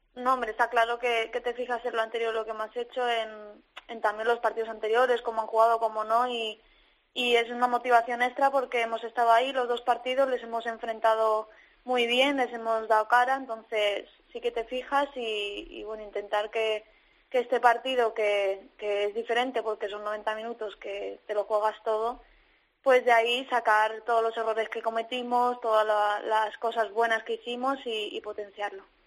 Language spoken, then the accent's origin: Spanish; Community of Madrid, Spain; now in Valencia, Spain; soy madrileña